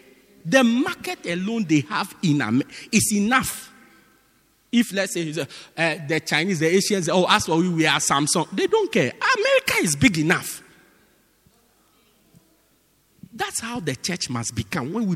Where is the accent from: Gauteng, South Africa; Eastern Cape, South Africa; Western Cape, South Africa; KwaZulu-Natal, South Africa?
Gauteng, South Africa; Johannesburg; I'm from Joburg